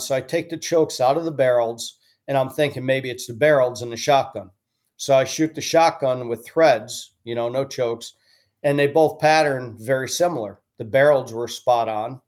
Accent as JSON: {"language": "English", "town": "Stratford", "region": "Connecticut", "country": "United States", "tie": "born or raised there", "said": "I grew up in Connecticut"}